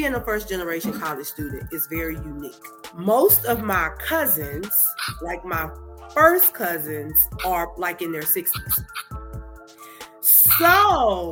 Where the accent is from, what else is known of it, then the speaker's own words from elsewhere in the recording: Danville, Virginia, United States; my hometown of Danville, Virginia